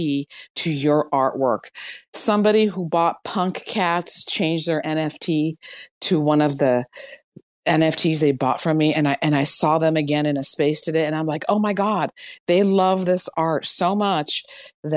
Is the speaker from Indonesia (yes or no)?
no; Iran; moved away; growing up in Iran, I used to bring home stray dogs